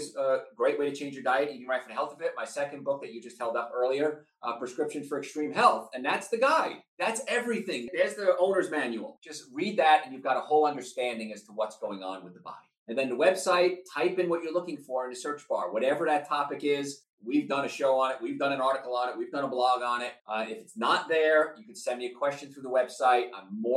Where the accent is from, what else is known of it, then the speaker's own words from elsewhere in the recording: Hoboken, New Jersey, United States; We're living in this tiny little apartment in Hoboken, New Jersey